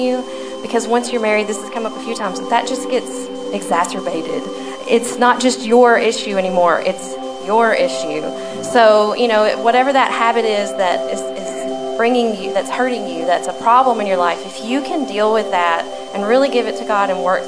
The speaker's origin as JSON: {"language": "English", "region": "Alabama", "country": "United States", "said": "I'm from Alabama"}